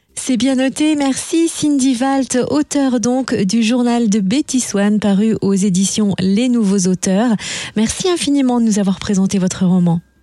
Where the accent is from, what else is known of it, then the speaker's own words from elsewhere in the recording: Burgundy, Bourgogne-Franche-Comté, France; chez nous en Bourgogne